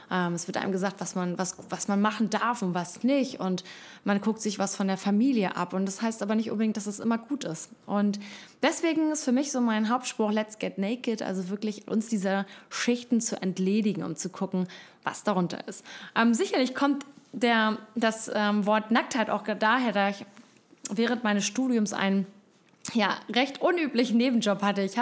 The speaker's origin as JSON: {"language": "German", "country": "Costa Rica", "tie": "born or raised there", "also_born_or_lived": "Hamburg, Germany / London", "said": "ich komme ursprünglich aus Hamburg, ähm, habe viele Jahre im Ausland gelebt, bin in Costa Rica aufgewachsen, habe dann in London studiert, Medienwissenschaften"}